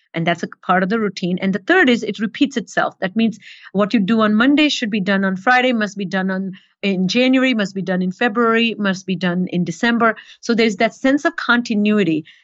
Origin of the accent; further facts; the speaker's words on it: India; moved away; growing up in India